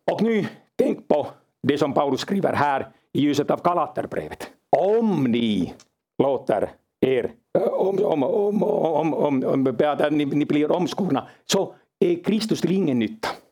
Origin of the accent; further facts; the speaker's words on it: Finland; jag kommer från Finland